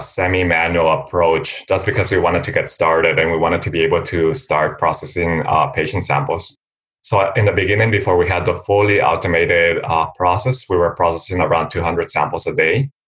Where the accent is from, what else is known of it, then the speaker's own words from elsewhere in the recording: Costa Rica; also born or lived in Philadelphia, United States; now in United States; I'm also from Costa Rica